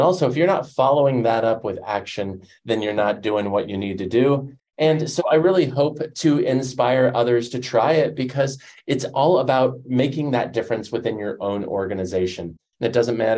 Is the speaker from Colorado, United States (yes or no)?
yes; Denver, Colorado, United States; I grew up in Denver